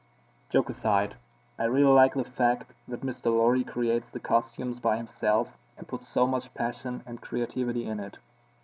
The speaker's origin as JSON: {"language": "English", "town": "Koblenz", "region": "Rhineland-Palatinate", "country": "Germany", "second_language": "English", "said": "I'm from Koblenz, Germany."}